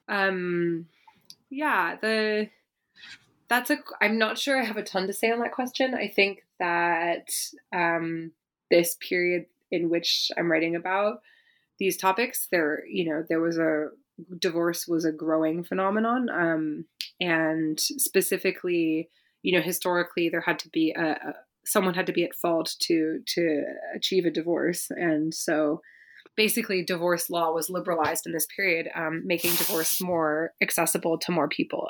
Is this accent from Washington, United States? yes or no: no; Berkeley, California, United States; I grew up in Berkeley, California